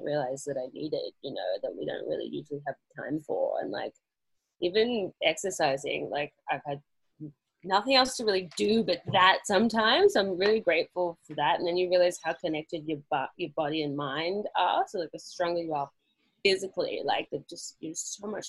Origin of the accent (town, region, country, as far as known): Australia; moved away as an adult; also born or lived in London